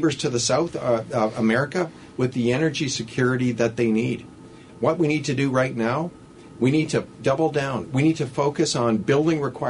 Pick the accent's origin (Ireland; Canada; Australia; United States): Canada; also born or lived in Alberta; as a Canadian